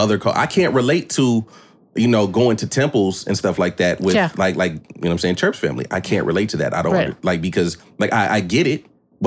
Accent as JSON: {"language": "English", "region": "Hawaii", "country": "United States", "tie": "born or raised there", "said": "growing up in Hawaii"}